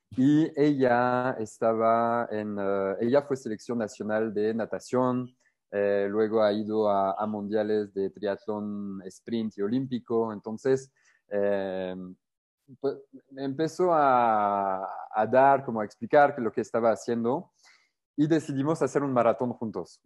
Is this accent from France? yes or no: yes; France; Spanish is a second language; moved away as an adult; now in Querétaro, Mexico; yo surfeaba mucho en, en Francia, o sea, igual desde niño